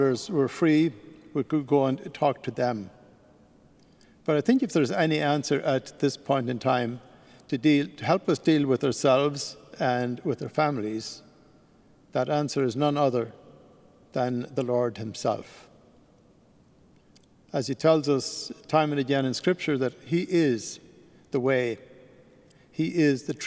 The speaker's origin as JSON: {"language": "English", "country": "Ireland", "moved": "yes", "said": "being an Irishman, I decided I would go back to Ireland"}